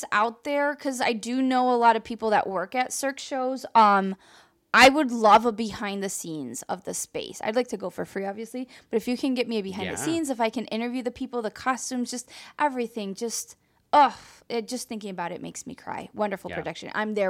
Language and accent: English; Mexico; I am from Mexico. We dance. We like to dance at things.